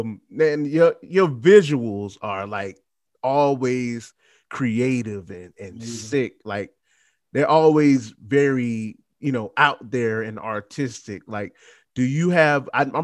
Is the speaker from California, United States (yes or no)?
no; Trenton, New Jersey, United States; also born or lived in Tampa; Yeah, I'm from Trenton, though. I'm from Tampa, but I'm from Trenton, too.